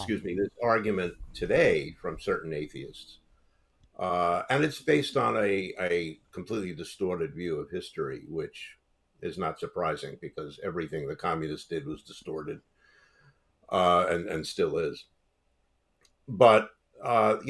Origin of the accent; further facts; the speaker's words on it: New York City, New York, United States; I grew up in Brooklyn, New York, where everyone was either Catholic or Jewish.